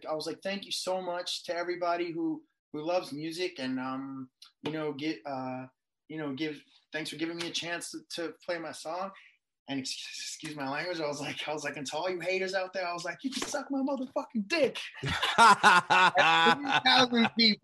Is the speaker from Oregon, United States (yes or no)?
no; New York City, New York, United States; moved away as an adult; also born or lived in Long Island, New York; now in Los Angeles, United States; being a boy from Queens and me being born in Queens